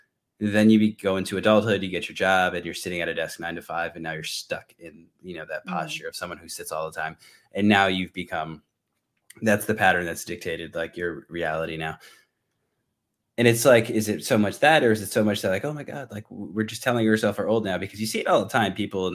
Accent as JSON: {"language": "English", "region": "Northeast", "country": "United States", "said": "I'm from the Northeast, so it's like 18 degrees, a wind chill."}